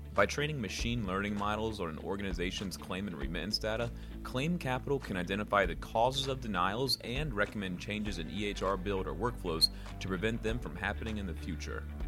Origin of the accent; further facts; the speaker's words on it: Virginia, United States; I grew up in Virginia